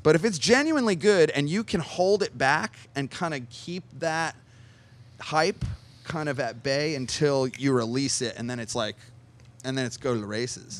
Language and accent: English; New Jersey, United States; moved away; I grew up in New Jersey. I'm from the Northeast